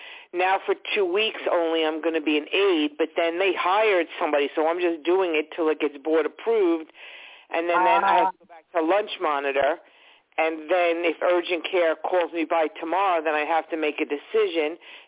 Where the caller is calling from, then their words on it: Long Island, New York, United States; Long Island.